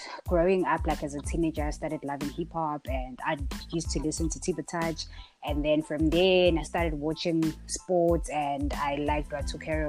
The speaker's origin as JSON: {"language": "English", "area": "a rural area near Richards Bay", "region": "KwaZulu-Natal", "country": "South Africa", "tie": "born or raised there", "also_born_or_lived": "Vryheid", "said": "I was born in Gwambonambi, a rural area near Richards Bay. And then I went to primary school in Gwambonambi"}